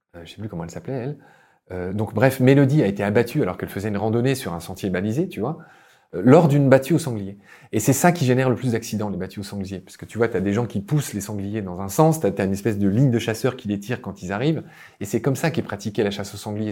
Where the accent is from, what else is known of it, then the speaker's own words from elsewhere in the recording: Lorraine, Grand Est, France; moved away as an adult; also born or lived in Egypt / Chile; dans ma région natale, la Lorraine